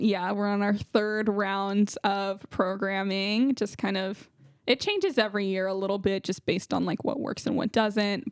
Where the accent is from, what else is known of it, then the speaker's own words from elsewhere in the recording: San Jose, California, United States; I'm from San Jose, California.